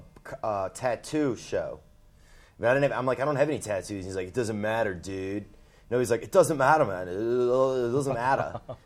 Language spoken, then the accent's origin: English; United States